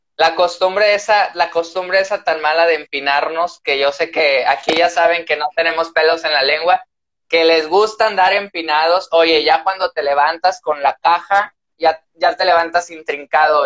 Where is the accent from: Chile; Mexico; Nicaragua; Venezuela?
Mexico; Tamaulipas; transmitimos aquí desde Tamaulipas, somos norteños orgullosamente